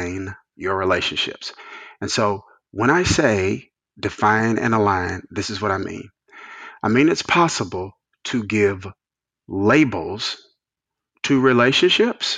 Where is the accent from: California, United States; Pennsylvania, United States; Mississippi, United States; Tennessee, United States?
Mississippi, United States; rural; moved away as an adult; also born or lived in New Jersey; I came from Mississippi, which was Bible Belt, small. My dad led a smaller church, bivocational. He's a bivocational pastor for the majority of my childhood